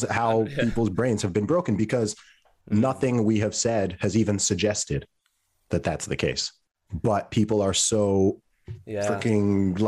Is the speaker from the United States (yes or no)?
no; Saudi Arabia; moved away as an adult; also born or lived in England / United Kingdom; So I was born in England. When I was a baby, my family moved to Saudi Arabia. So that's where I was raised, and I went to school there until the age of 11, but actually lived in the country technically until I was 20.